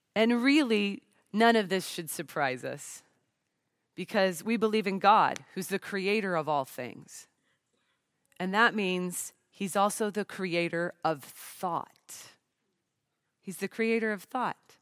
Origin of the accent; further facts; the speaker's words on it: Portland, Oregon, United States; I'm from the Pacific Northwest of the United States, the Portland, Oregon area